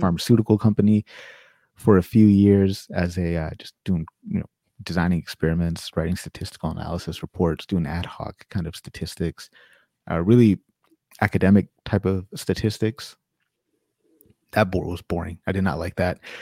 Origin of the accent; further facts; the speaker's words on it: Sacramento, California, United States; moved away as an adult; now in Winnipeg, Canada; originally I'm from California, Sacramento, California, born and raised